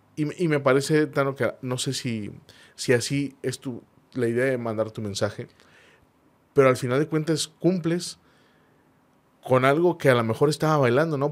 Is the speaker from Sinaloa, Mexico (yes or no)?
no; Monterrey, Nuevo León, Mexico; así somos los regios